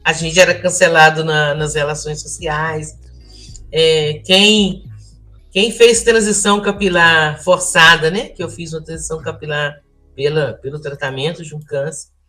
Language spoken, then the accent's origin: Portuguese; Volta Redonda, Rio de Janeiro, Brazil; moved away as an adult; eu nasci é, e cresci em Volta Redonda